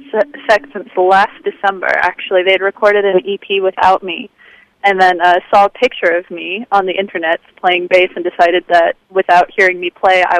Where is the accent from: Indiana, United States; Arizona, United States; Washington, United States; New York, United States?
Washington, United States; Olympia; now in Southern California, United States; I'm a kid from the Northwest, I'm originally from Olympia, Washington